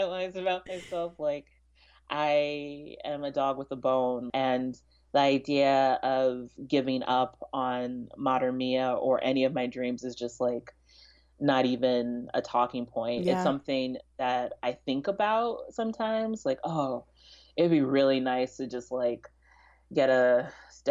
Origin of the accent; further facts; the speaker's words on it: Kansas City, Missouri, United States; also born or lived in Prince George's County, Maryland / DMV area; I was born in Prince George's County and then lived in the DMV area up until we moved to Kansas City when I was 5